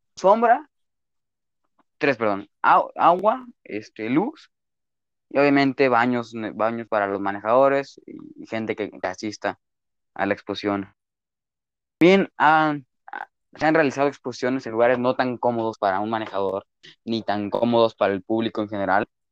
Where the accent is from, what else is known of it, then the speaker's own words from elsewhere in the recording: Chapala, Jalisco, Mexico; Chapala, en, en, mi tierra